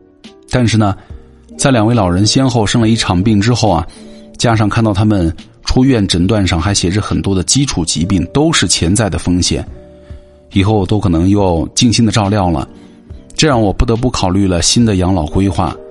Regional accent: Northeast China, China; moved away as an adult; now in Hangzhou, China; 我却是从出来的时候就是想着要回家的。我家在东北的一个四线城市。

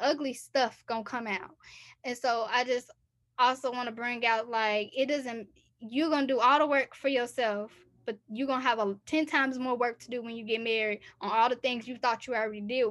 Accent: United States; also born or lived in Texas / Chicago, Illinois; growing up in Texas, growing up in Chicago

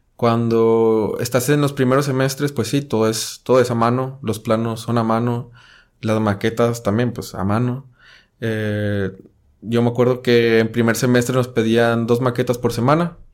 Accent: Monclova, Coahuila, Mexico; moved away as an adult; now in Monterrey, Mexico; Soy de Monclova, Coahuila.

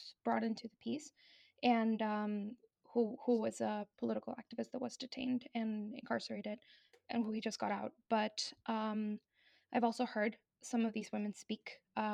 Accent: Mexico; moved away as an adult; I'm from Mexico. That's where I was born. That's where I was raised.

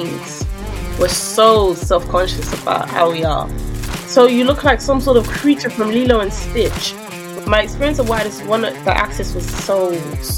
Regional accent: London, United Kingdom; I enjoyed growing up in London in the early 2000s

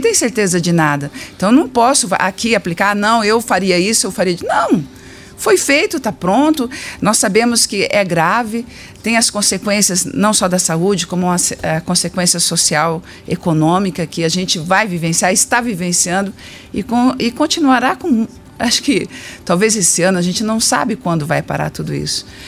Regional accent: Ubiratã, Paraná, Brazil; Ubiratã, minha cidade natal.

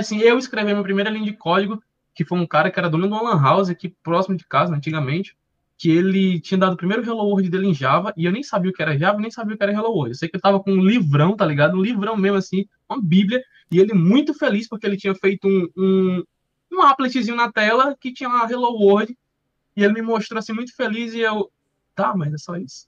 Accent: Fortaleza, Ceará, Brazil; also born or lived in Portugal; Escola pública aqui do bairro de Fortaleza, sou do, de Fortaleza, Ceará

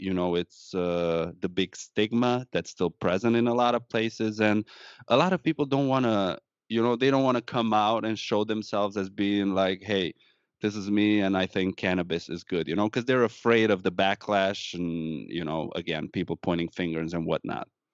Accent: Romania; English is a second language; moved away as an adult; now in Wisconsin, United States; I'm Romanian, born and raised in Romania, moved to the United States once I graduated college back home

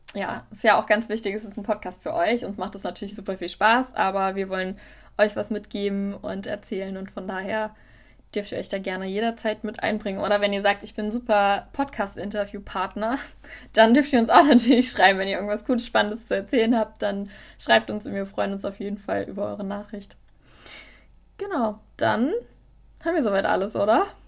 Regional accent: near Wiesbaden, Hesse, Germany; also born or lived in Tübingen / Mainz; Ich komme ursprünglich aus der Nähe von Wiesbaden

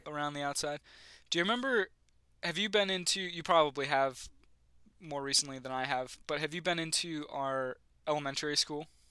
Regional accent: Western New York, United States; moved away; I'm from Western New York

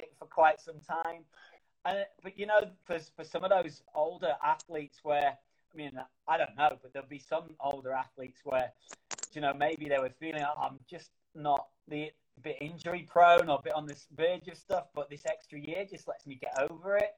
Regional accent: Manchester, North West England, United Kingdom; in Manchester, my hometown.

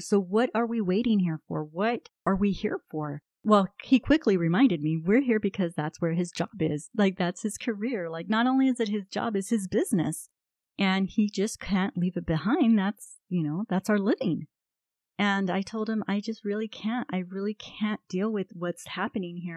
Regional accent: United States; I'm an American

